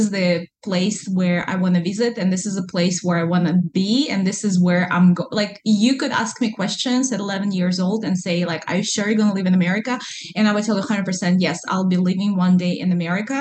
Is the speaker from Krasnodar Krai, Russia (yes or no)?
no; Kazan, Tatarstan, Russia; English is a second language; moved away as an adult; now in Alaska, United States; I'm from Kazan, which is Muslim Republic inside of Russia